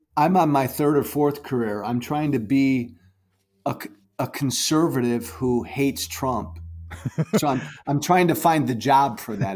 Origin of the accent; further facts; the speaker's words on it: Chicago suburbs, Illinois, United States; I like to say I'm from Chicago, but I grew up in the, in the suburbs, so I'm not a real Chicago guy.